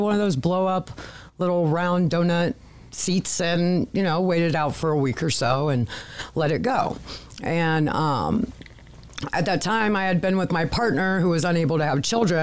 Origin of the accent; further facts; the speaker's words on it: Findlay, Ohio, United States; also born or lived in Cincinnati, Ohio; I was born and raised here in Findlay, Ohio